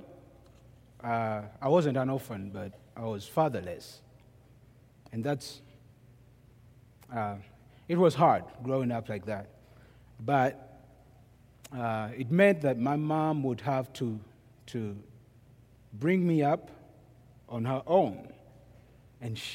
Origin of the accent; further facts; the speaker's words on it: Kampala, Central Region, Uganda; now in United States; I am from Kampala, Uganda. Kampala is the capital of Uganda.